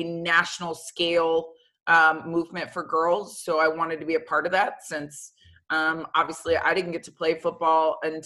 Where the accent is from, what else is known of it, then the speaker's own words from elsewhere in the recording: Florida, United States; moved away as an adult; growing up in Florida, for me, it was high school, then straight to the pros